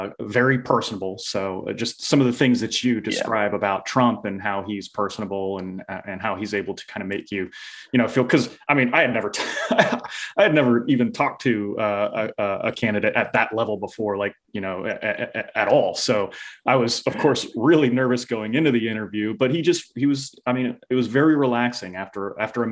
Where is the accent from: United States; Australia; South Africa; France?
United States; Ohio; I love Ohio. I love my hometown, even for all its flaws. I mean, it was a great place for me to grow up. It's a great place to live now